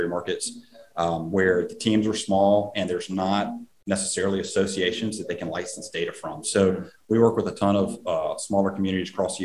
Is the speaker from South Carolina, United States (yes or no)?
yes; South Carolina, United States; my home state of South Carolina